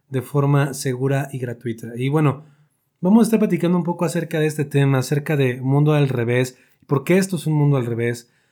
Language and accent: Spanish; Mexico; este episodio nace a partir de las manifestaciones que esta semana tuvieron lugar aquí en mi país, México